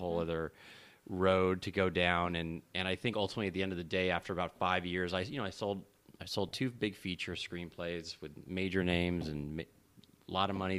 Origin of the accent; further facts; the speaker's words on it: Los Angeles, California, United States; I'm born and raised in Los Angeles